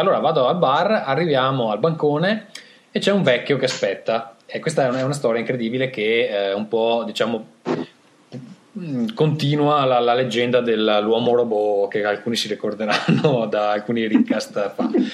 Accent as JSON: {"language": "Italian", "country": "Italy", "said": "sono italiano"}